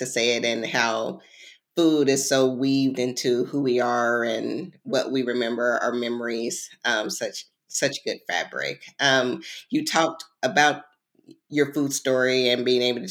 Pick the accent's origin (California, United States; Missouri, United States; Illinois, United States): Missouri, United States; Missouri, my home state.